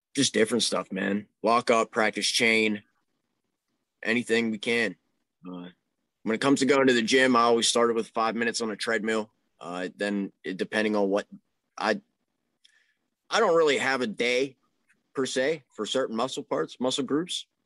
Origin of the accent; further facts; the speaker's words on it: Pittsburgh, Pennsylvania, United States; I'm from the Pittsburgh area